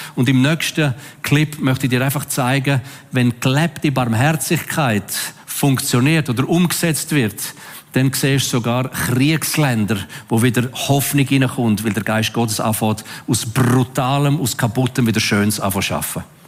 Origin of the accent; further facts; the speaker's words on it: Switzerland; als Schweizer